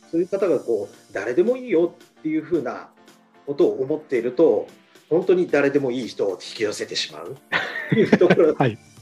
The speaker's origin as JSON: {"language": "Japanese", "region": "Shizuoka", "country": "Japan", "tie": "born or raised there", "said": "私の地元のですね、あの静岡"}